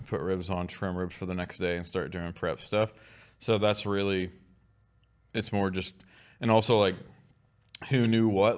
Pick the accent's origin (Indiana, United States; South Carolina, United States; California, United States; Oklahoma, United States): Oklahoma, United States; We're all from Oklahoma